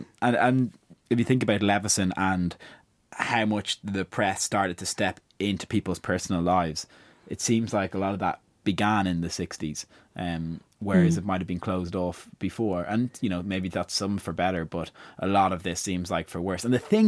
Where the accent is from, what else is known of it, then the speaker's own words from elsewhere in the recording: Ireland; as an Irish person coming on the tail end of huge land speculation over recent years, I could kind of draw some parallels between how that had happened in Britain in the 60s and in Ireland, I suppose, in the 90s and 2000s.